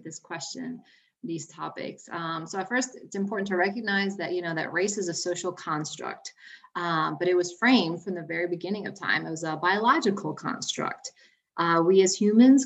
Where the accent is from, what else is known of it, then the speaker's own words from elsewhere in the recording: New Orleans, Louisiana, United States; also born or lived in Buenos Aires, Argentina / Metairie, Louisiana; I was born in Buenos Aires, Argentina. I came to the US when I was 6. I grew up in New Orleans, Louisiana